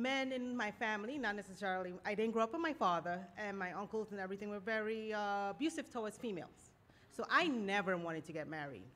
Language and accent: English; New York City, New York, United States; I grew up in Brooklyn